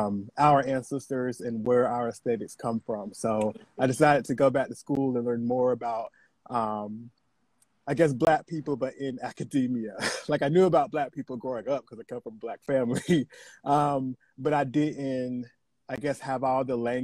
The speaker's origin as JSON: {"language": "English", "region": "the South", "country": "United States", "also_born_or_lived": "North Carolina", "moved": "yes", "lives_now": "California, United States", "said": "I'm from the South"}